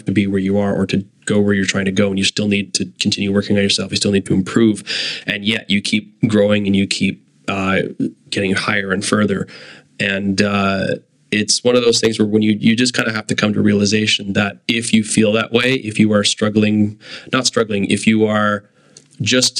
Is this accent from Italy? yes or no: no; Kitchener, Ontario, Canada; I grew up in Kitchener-Waterloo